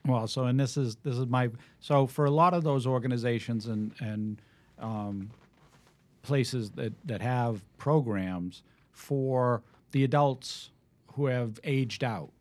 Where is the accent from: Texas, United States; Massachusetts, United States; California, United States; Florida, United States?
Massachusetts, United States; Needham; now in Westwood, United States; I grew up in Needham.